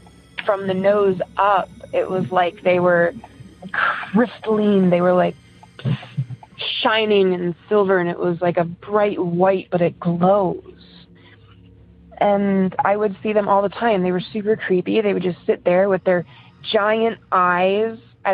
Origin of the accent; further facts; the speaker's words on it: Elyria, Ohio, United States; also born or lived in Cleveland; I'm from Cleveland. And I'm just going to give you a synopsis of my paranormal experiences that I've had, or at least the ones that, you know, make a difference. So originally from Elyria